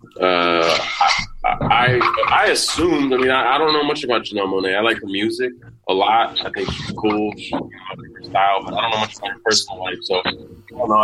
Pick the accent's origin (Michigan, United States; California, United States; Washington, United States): California, United States; San Francisco; we grew up in San Francisco